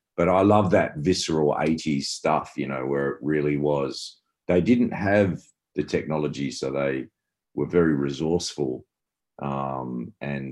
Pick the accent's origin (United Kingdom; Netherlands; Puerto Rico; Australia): Australia; Perth, Western Australia; growing up in Perth, West Australia